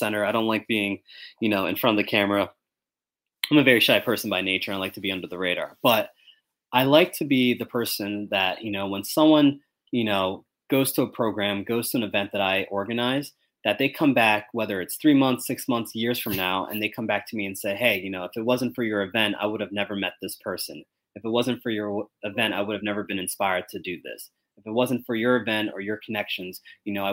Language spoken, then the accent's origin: English; Sicklerville, New Jersey, United States; also born or lived in Virginia; now in Philadelphia, United States; I was born and raised in South Jersey, right? In Sicklerville, Camden County